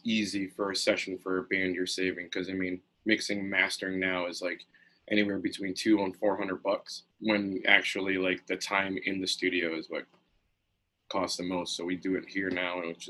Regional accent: New Britain, Connecticut, United States; also born or lived in Plainville, Connecticut; I grew up predominantly in New Britain, Connecticut, which is right outside of Hartford

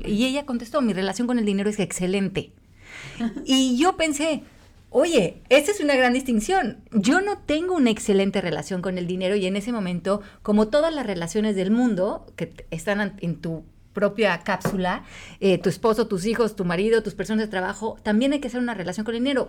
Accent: Mexico; yo desde que nací en México, México está en crisis

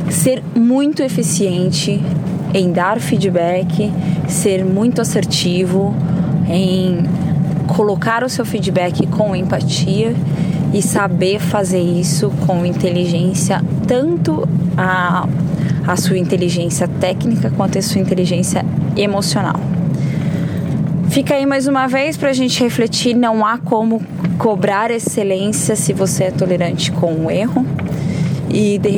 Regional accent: São Paulo, Brazil; Então eu vejo e eu percebi essa diferença muito forte quando eu vim de São Paulo para Santa Catarina

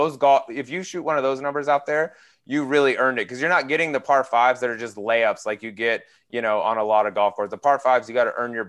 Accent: Colorado, United States; now in Scottsdale, United States; I'm a West Coast guy, I grew up in Colorado, live in Scottsdale.

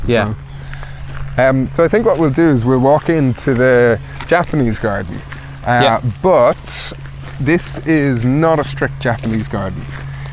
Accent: Wicklow, Leinster, Ireland; I'm from Wicklow.

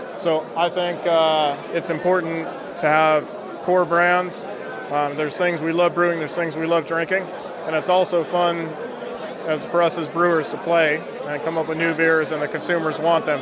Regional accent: California, United States; moved away as an adult; also born or lived in Somerset; now in Bristol, United Kingdom; I'm from California originally

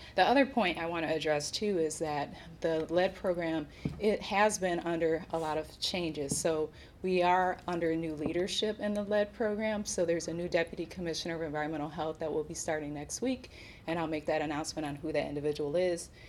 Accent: Milwaukee, Wisconsin, United States; moved away; come home to serve my hometown

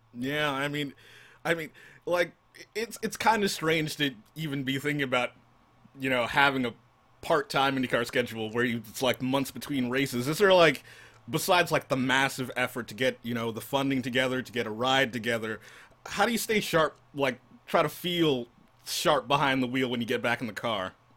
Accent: New York City, New York, United States; I'm I'm from New York. I'm from New York City

